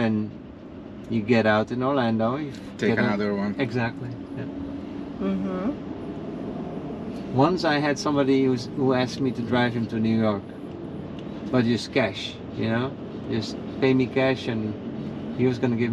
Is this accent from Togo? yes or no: no; Netherlands; moved away; I'm from the Netherlands